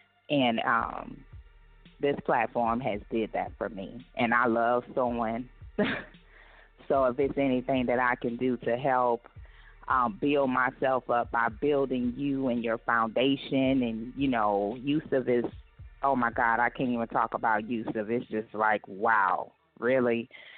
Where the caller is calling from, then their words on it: Houston, Texas, United States; I am calling from the Houston, Texas area.